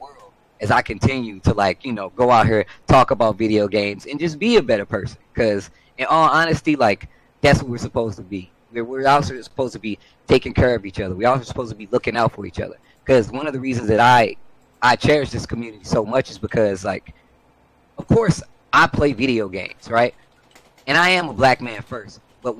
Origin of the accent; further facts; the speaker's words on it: Midwest, United States; I'm from the Midwest. I am from a red state. I am 36 years old.